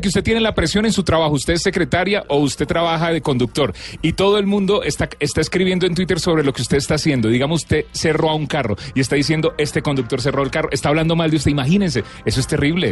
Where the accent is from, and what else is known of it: Colombia